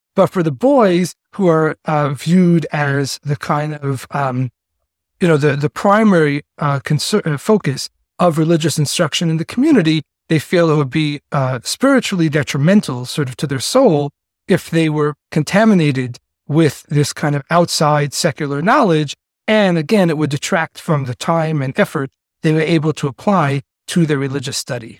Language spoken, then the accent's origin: English; New York City, New York, United States; accent: Yiddish-influenced yeshiva sing-song; also born or lived in Chicago / Miami / Argentina / Singapore; I grew up uh, in the ultra orthodox Jewish community known as the Lubavitch Hasidic community, which is headquartered in the Crown Heights section of Brooklyn